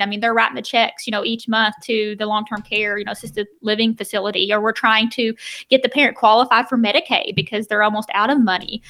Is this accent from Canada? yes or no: no; the South, United States; I'm from the South